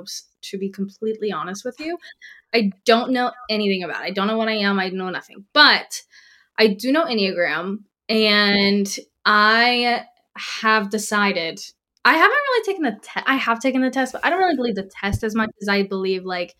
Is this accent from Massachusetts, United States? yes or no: no; Greenville, South Carolina, United States; now in Virginia Beach, United States; I'm from Greenville, South Carolina, so born and raised in the Southeast.